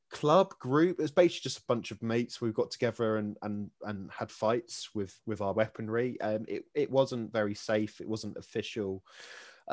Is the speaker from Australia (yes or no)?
no; Kent, South East England, United Kingdom; I grew up in Kent